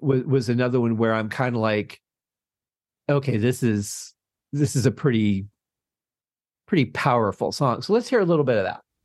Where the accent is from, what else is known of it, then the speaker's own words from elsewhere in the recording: Michigan, United States; growing up in Michigan, we used to have an amusement park